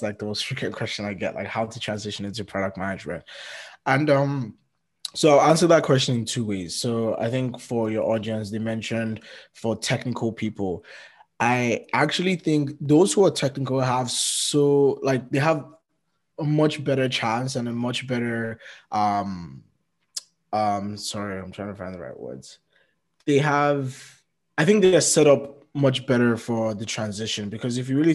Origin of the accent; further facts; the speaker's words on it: Nigeria; moved away as an adult; now in Canada; anytime someone asks me where I'm from, I usually say Nigeria